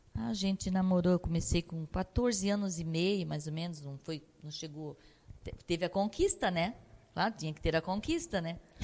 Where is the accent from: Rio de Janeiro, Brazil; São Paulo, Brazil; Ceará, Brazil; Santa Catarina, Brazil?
Santa Catarina, Brazil; São João Batista; also born or lived in Joinville; com quantos anos que eu vim para Joinville, porque na verdade eu nasci em São João Batista, Tigipió